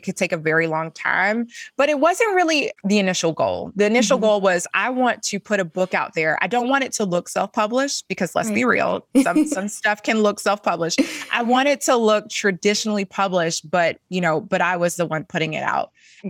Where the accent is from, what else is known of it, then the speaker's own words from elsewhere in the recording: the South, United States; talk about being a Black woman growing up in the South